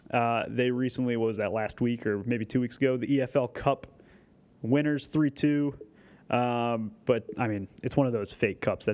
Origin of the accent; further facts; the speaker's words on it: United States; I'm an American